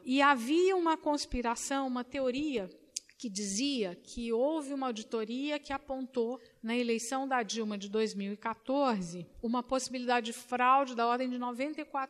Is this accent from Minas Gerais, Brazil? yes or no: yes; Minas Gerais, Brazil; now in São Paulo, Brazil; eu sou mineira